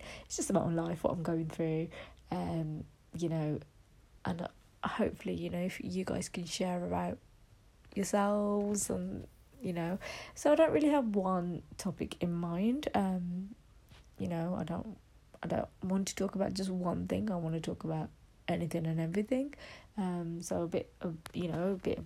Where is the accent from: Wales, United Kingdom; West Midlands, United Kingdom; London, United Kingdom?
West Midlands, United Kingdom; I'm from the West Midlands